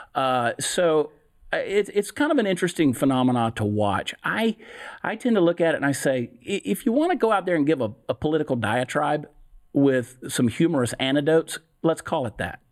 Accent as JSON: {"language": "English", "region": "Georgia", "country": "United States", "tie": "born or raised there", "moved": "yes", "lives_now": "Texas, United States", "said": "I grew up in the South. I grew up in Georgia. I live in Texas now."}